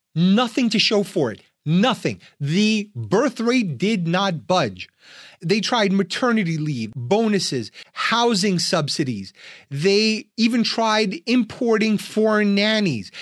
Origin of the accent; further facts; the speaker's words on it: Ukraine; now in United States; I'm an immigrant from Soviet Union, from Ukraine